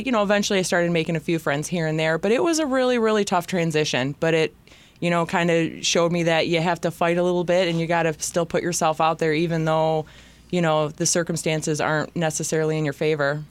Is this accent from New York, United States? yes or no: no; Bellaire, Michigan, United States; also born or lived in Zeeland, Michigan / Grand Rapids, Michigan; I'm from Bel Air